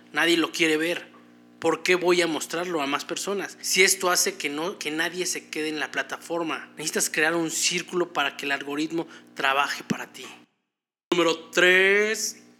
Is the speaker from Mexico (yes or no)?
yes; Mexico